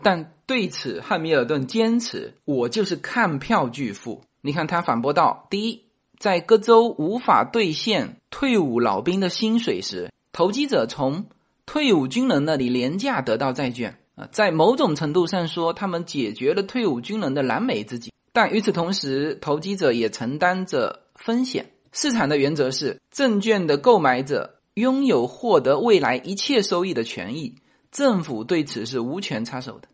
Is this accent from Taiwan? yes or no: no; China; 我们中国人曾经持有美国国债最多